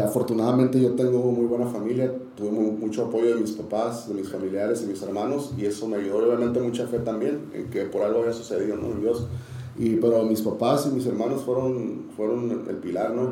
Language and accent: Spanish; Tijuana, Baja California, Mexico; also born or lived in San Diego; Yo crecí, soy de San Diego, pero crecí en Tijuana, soy tijuanense, más que, más que sandiguino